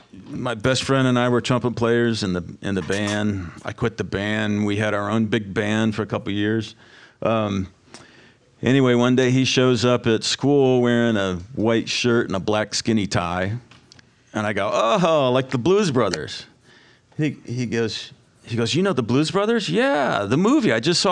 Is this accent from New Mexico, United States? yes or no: no; Bucyrus, Ohio, United States; So anyway, I grew up in Bucyrus.